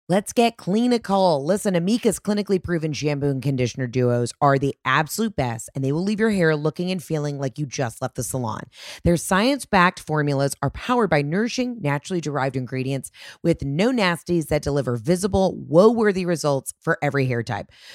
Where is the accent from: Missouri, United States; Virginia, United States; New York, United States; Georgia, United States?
Georgia, United States; also born or lived in Mississippi; as a Georgia girly, as a homeowner in Mississippi